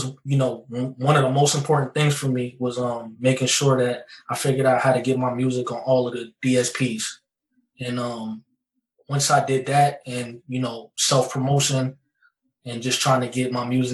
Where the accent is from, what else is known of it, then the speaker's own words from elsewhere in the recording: New Jersey, United States; I'm from New Jersey